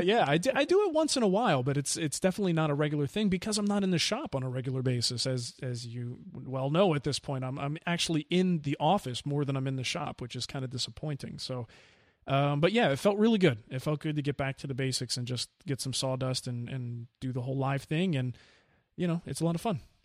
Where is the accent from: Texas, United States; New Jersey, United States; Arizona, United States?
New Jersey, United States; moved away; I grew up in New Jersey